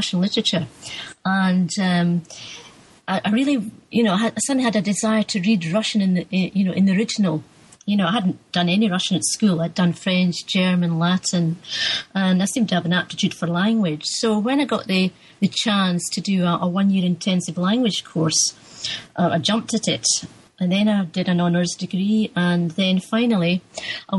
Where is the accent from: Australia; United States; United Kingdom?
United Kingdom; Musselburgh, Scotland; I grew up in Musselburgh, East Lothian